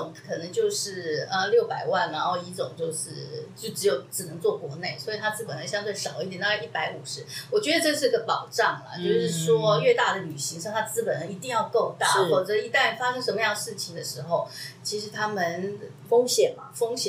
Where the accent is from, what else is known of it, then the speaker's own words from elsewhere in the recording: Taiwan; moved away as an adult; also born or lived in Beijing, China; 可是我是台湾的身份哦